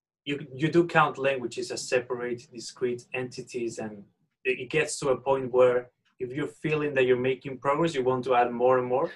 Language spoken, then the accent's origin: English; Spain; first language Spanish; English is a second language; moved away as an adult; also born or lived in New York; my first language in that case will be Spanish. I was raised and born in Spain to a monolingual family